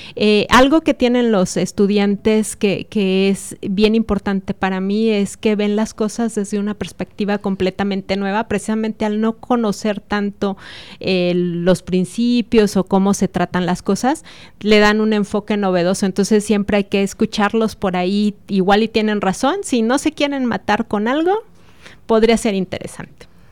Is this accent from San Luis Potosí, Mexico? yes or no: yes; San Luis Potosí, Mexico; moved away as an adult; now in Celaya, Mexico; yo nací en San Luis Potosí, donde estudié mi doctorado en la Universidad Autónoma de San Luis Potosí